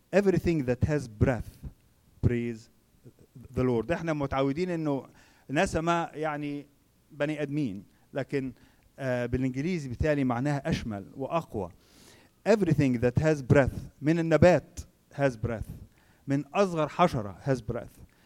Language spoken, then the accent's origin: Arabic; Egypt; عندنا في مصر